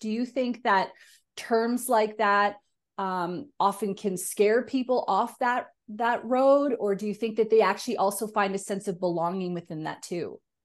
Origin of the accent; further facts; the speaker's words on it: Canada; now in Australia; I'm a Canadian as well, and I live in Australia.